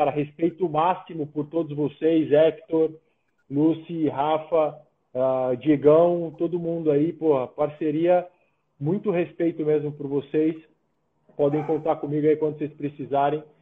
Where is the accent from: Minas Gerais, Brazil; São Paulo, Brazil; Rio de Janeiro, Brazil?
São Paulo, Brazil; now in São José dos Campos, Brazil; Não é, não é a minha cidade de coração, eu sou de São Paulo.